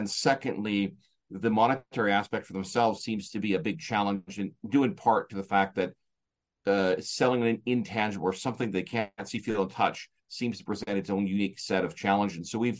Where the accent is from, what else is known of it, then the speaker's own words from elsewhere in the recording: Canada; I'm from Canada